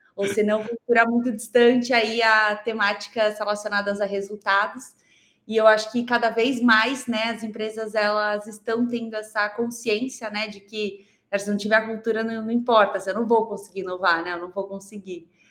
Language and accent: Portuguese; Goiânia, Goiás, Brazil; now in São Paulo, Brazil; sou goiana, moro aqui em São Paulo, mas Legal. eu sou goiana, nasci lá em Goiânia